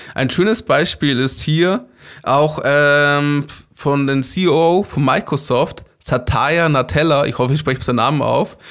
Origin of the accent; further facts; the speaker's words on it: Germany; Wir als Deutsche